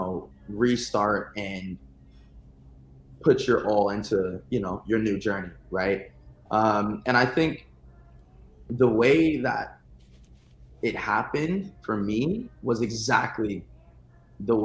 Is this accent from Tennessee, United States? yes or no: no; California, United States; I'm from California